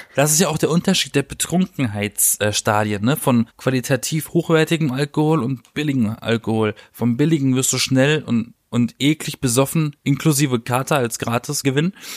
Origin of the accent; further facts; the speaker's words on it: Baden-Baden, Baden-Württemberg, Germany; ich komme ja aus Baden-Baden